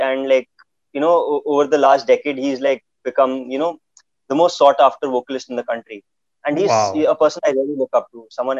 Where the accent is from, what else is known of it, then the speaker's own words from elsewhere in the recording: Kolkata, West Bengal, India; born there; I was born in Kolkata. And like everyone in my family can speak Bengali except me.